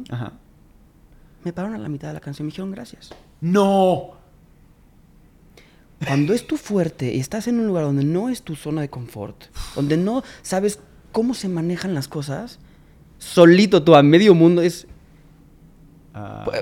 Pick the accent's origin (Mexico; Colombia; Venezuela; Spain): Mexico; Yo pues, vengo, soy, soy … vengo desde México.